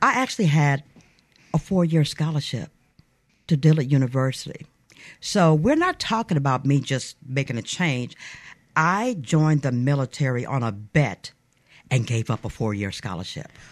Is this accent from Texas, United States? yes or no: no; Mobile, Alabama, United States; I am originally from Mobile, born and bred